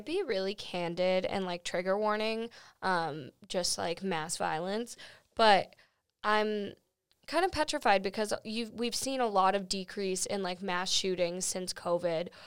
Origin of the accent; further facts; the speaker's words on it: Florida, United States; I was born in Florida.